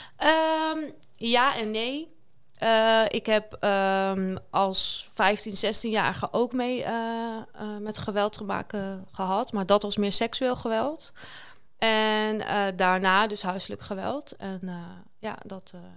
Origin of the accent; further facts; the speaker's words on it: Kampen, Overijssel, Netherlands; Ik kom uit Kampen